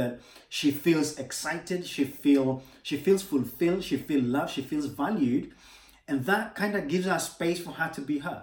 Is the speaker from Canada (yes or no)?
no; Kenya; moved away; I'm from Kenya originally